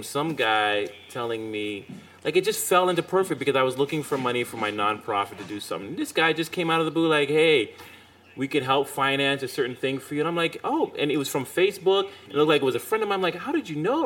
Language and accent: English; New York City, New York, United States; I'm from Brooklyn